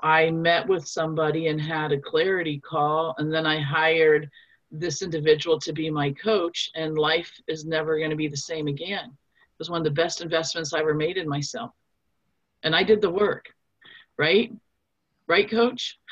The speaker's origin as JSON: {"language": "English", "town": "Nuremberg", "region": "Bavaria", "country": "Germany", "moved": "yes", "lives_now": "United States", "said": "I'm actually from Nuremberg, Germany. So you know, we Germans we have a strong work ethic"}